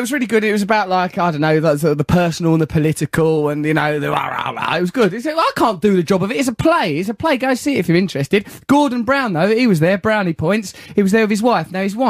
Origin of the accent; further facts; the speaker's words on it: London, United Kingdom; I'm bourgeois, but I'm from Leytonstone.